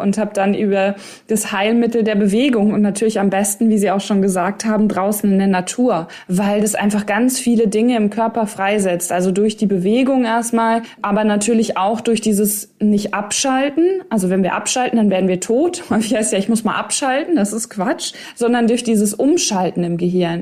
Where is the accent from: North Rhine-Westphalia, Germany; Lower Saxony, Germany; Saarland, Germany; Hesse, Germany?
North Rhine-Westphalia, Germany; Ostwestfalen-Lippe; also born or lived in Cologne; Ich komme ja aus Ostwestfalen, Lippe, also OWL.